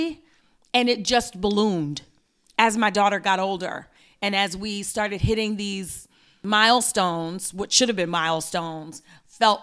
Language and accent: English; New York City, New York, United States; I'm from Brooklyn